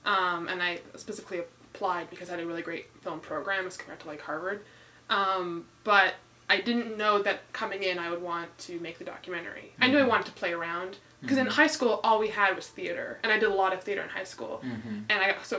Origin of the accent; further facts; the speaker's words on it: Ottawa, Ontario, Canada; I'm from Canada originally.